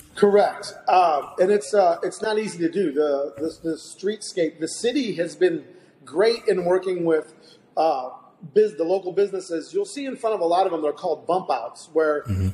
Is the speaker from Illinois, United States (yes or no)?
yes; Belleville, Illinois, United States; I grew up in Belleville, so I went to Whiteside, went to Belleville East, so I'm a Warrior Lancer and a Belleville product all the way through